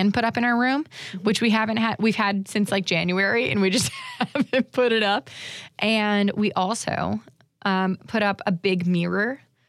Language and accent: English; Florida, United States; I'm definitely from Florida.